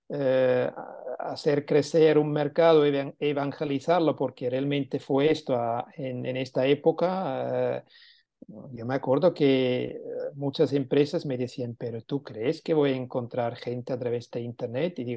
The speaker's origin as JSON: {"language": "Spanish", "region": "Catalonia", "country": "Spain", "said": "si íbamos a vender como catalanes a Madrid, pues no teníamos el mismo éxito como siendo madrileños vendiendo en Madrid"}